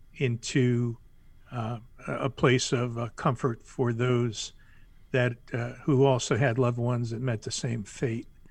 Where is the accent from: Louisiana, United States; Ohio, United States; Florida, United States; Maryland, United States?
Florida, United States; Miami; moved away as an adult; now in South Carolina, United States; born and raised in Miami, lived most of my life in Florida, just moved to South Carolina